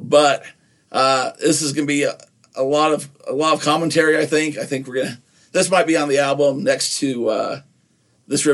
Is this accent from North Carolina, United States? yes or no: no; Nephi, Utah, United States; growing up in Nephi